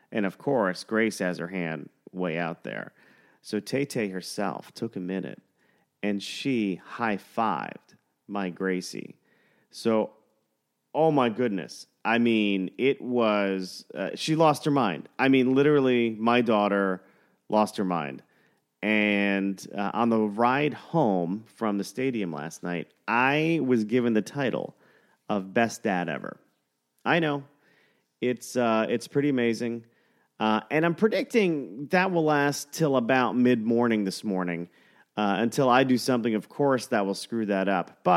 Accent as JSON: {"language": "English", "town": "Brooklyn", "region": "New York", "country": "United States", "tie": "born or raised there", "said": "growing up in Brooklyn because my mother uh, my mother was born in Brooklyn"}